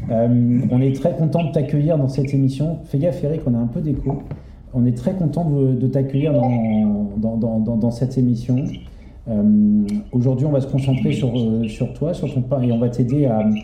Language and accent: French; Paris, Île-de-France, France; born there; also born or lived in Marseille / London; Euh, je suis parisien à la base. Hein. Je, suis né à Paris.